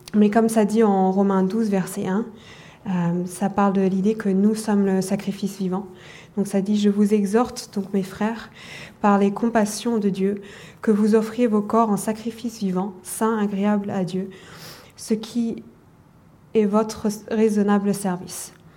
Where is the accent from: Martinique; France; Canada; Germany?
Germany; je suis allemande d'origine.